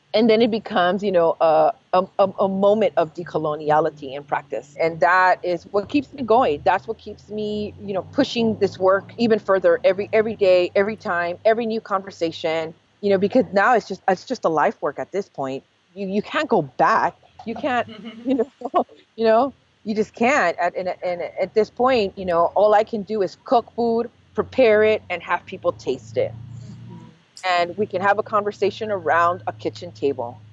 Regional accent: Los Angeles, California, United States; being born and raised in East

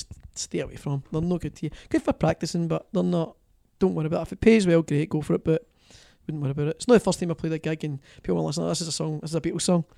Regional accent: Greenock, Scotland, United Kingdom; accent: Scottish; my hometown of Greenock

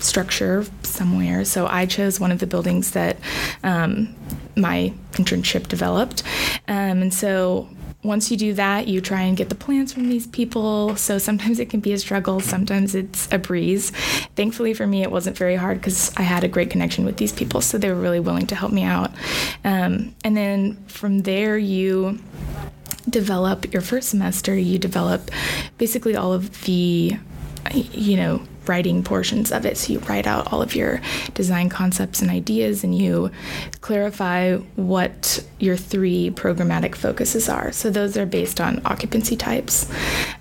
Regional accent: Tulsa, Oklahoma, United States; I grew up in Tulsa

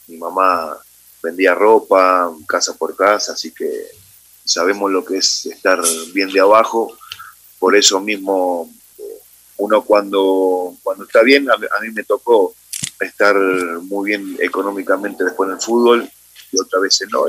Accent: Buenos Aires, Argentina; moved away as an adult; also born or lived in Madrid, Spain; now in Ecuador; yo nací en Capital Federal, en Buenos Aires, Argentina, en eh, el año 75

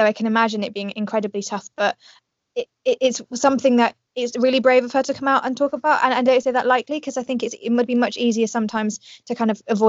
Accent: Yorkshire and the Humber, United Kingdom; Now I know my accent might not tell you, but actually I'm from Yorkshire, so I'm not as north, but I'm definitely northern, and pants just means different things.

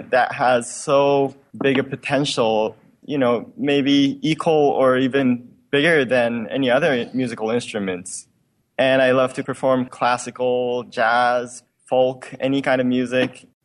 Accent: Tokyo, Japan; I'm from Tokyo, Japan, and I just turned 20 this January.

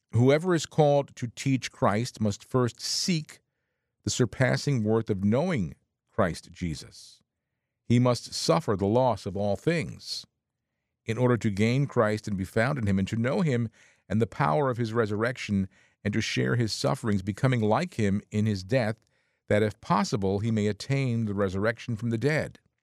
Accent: Bergen County, New Jersey, United States; I was born in Jersey City, 'cause we were, well, my family lived up in, in the Bergen County

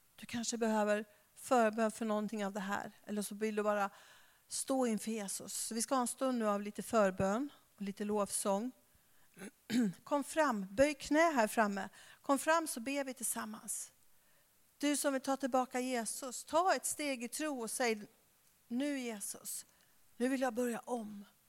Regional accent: Skara, Västra Götaland, Sweden; now in Stockholm, Sweden; jag kommer ju från Skara

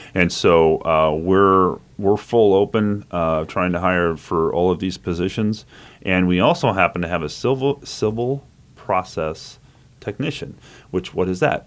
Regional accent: Manhattan, Kansas, United States; also born or lived in Wichita, Kansas; I was born in Wichita, but, you know, a little toddler, I got here to Manhattan, I've been here ever since

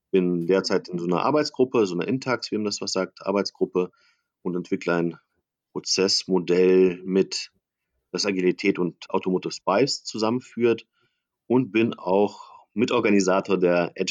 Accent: Berlin, Germany; ich bin Berliner

